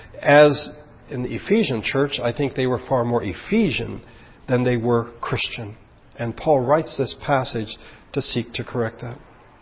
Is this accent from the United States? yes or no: no; Philippines; I'm American, but I grew up in the Philippines in a different culture.